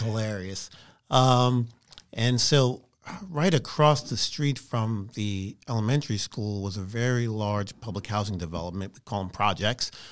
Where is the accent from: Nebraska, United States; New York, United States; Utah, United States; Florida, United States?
New York, United States; New York City; now in Texas, United States; I'm growing up in Brooklyn